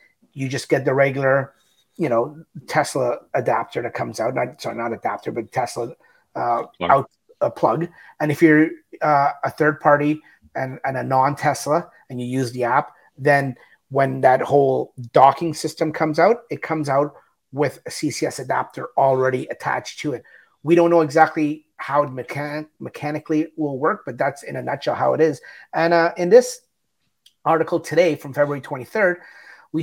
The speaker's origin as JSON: {"language": "English", "country": "Canada", "said": "We're Canadian."}